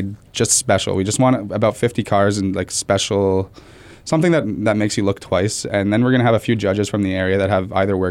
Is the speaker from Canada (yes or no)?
yes; Montreal, Quebec, Canada; moved away; My band's Autumn, and we're originally from Montreal.